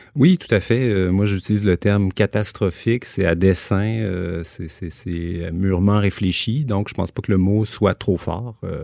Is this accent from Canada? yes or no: yes; Quebec City, Quebec, Canada; moved away as an adult; also born or lived in Montreal; je suis originaire de Québec